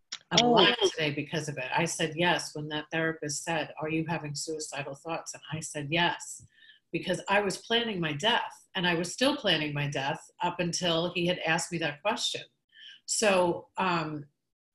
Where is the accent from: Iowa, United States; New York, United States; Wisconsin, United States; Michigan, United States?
New York, United States; I'm from New York